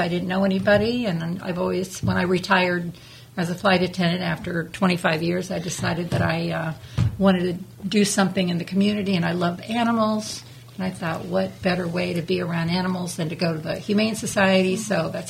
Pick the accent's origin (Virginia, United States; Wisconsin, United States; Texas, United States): Virginia, United States; Northern; moved away as an adult; also born or lived in Indiana / Connecticut; now in Palm Coast, United States; I was born in Indiana. Okay. I was raised in Northern Virginia and moved back about 20 years ago and lived there for the last 20 years until 5 years ago.